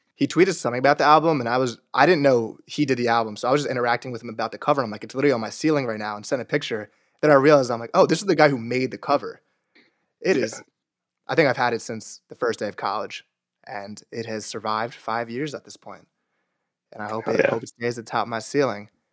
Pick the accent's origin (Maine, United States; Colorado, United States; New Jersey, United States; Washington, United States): New Jersey, United States; I'm from New Jersey